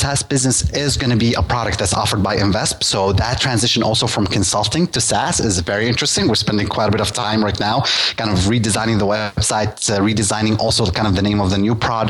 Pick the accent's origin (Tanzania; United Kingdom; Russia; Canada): Russia; English is a second language; But, you know, you're talking to me. I'm from Russia. It's a different market.